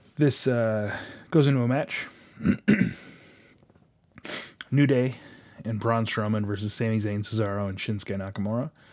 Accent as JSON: {"language": "English", "town": "Detroit", "region": "Michigan", "country": "United States", "tie": "born or raised there", "said": "my hometown of, um, Detroit"}